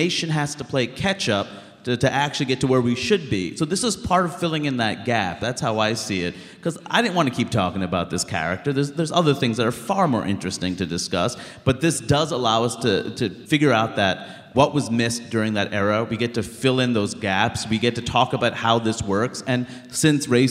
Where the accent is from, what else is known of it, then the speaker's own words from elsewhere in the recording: New York City, New York, United States; I grew up in Queens, New York, and it's the most diverse place in the world